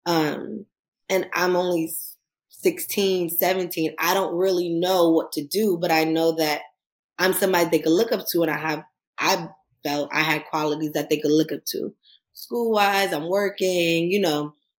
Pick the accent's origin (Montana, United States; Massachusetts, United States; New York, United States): New York, United States; New York City; I am from Queens, New York